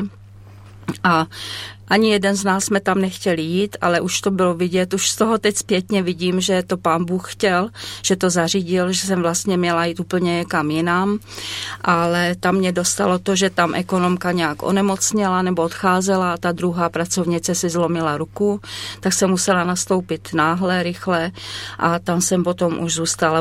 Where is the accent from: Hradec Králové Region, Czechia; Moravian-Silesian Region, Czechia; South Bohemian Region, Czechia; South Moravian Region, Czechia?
South Moravian Region, Czechia; also born or lived in Sokolov, Karlovy Vary Region / Chodov / Březí; já jsem se narodila v Sokolově a potom, když mě bylo asi tak 9 let, tak jsme se vraceli zpět na Moravu.